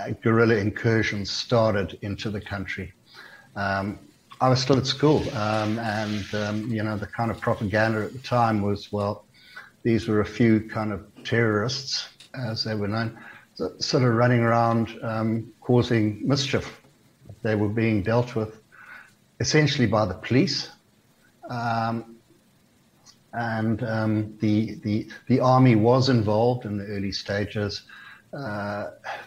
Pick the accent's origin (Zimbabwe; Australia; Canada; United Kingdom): Zimbabwe; it was absolutely idyllic country to grow up